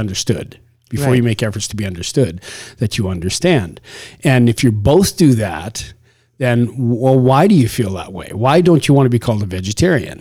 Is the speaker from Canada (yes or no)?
yes; Canada; now in United States; I'm Canadian originally